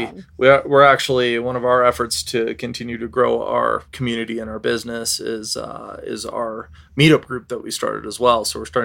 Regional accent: Denver, Colorado, United States; I grew up in Southeast Denver.

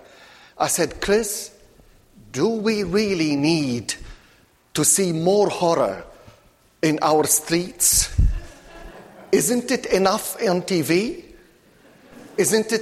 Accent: Latakia, Latakia Governorate, Syria; moved away; the Protestant church in my hometown, which is Latakia, the Mediterranean port of Syria

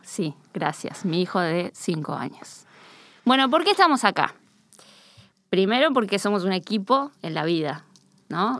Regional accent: Río de la Plata, Uruguay; accent: Rioplatense yeísmo; now in Spain; nuestro yeísmo resiliente del Río de la Plata

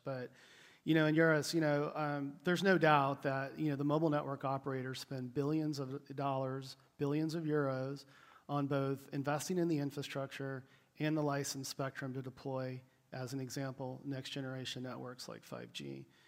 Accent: United States; I'm an American, so it's about 5 a.m. my time

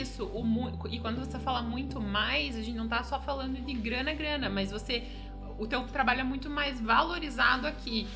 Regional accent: Curitiba, Paraná, Brazil; moved away as an adult; now in Canada; sou de Curitiba

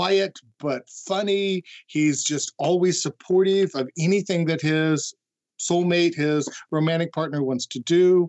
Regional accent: Kansas, United States; moved away; I'm originally from Kansas

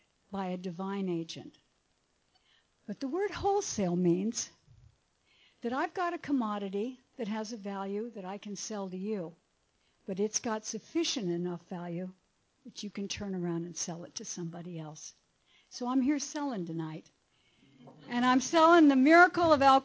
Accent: Pomona, California, United States; also born or lived in Akron, Ohio; now in Laguna Beach, United States; they brought me to California on a train. And we settled in Pomona

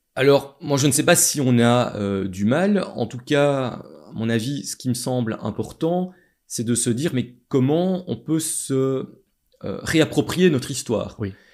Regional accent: Châtelet, Wallonia, Belgium; je viens de Châtelet

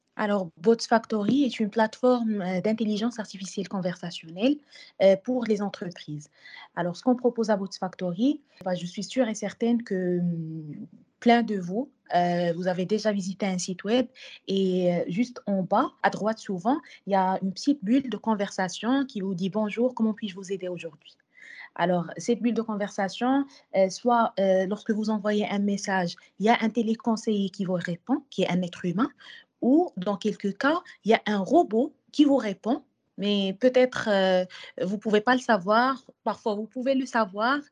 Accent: Morocco; chez nous au Maroc

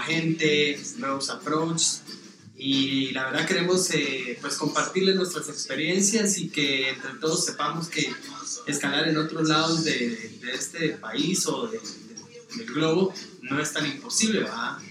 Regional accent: Guatemala; soy guatemalteco

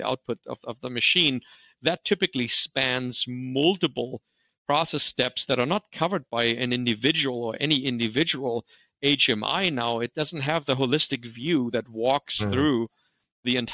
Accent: Germany; English is a second language; moved away as an adult; also born or lived in Torrance, California; now in United States; I grew up in Germany

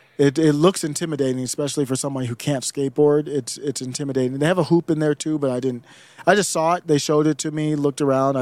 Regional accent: Cleveland, Ohio, United States; also born or lived in Michigan / Minnesota; now in Colorado, United States; I'm from Cleveland, been in Michigan, Minnesota. Cleveland's the worst with the snow, lake effect, but I'm in Colorado now.

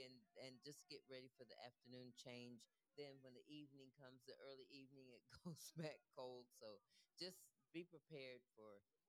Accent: California, United States; now in Florence, United States; I'm from California

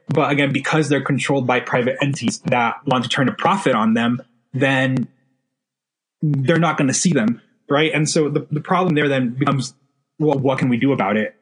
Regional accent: El Paso, Texas, United States; moved away as an adult; now in Washington, D.C., United States; growing up in El Paso, Texas, like right on the border

